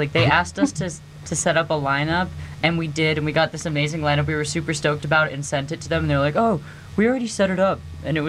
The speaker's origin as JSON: {"language": "English", "country": "South Africa", "tie": "born or raised there", "moved": "yes", "said": "so I was born in South Africa, and my parents lived there for a long time"}